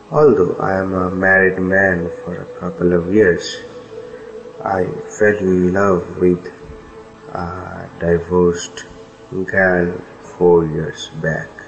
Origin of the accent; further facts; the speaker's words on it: Kolkata, West Bengal, India; I'm 33 years old. I am from Kolkata, India.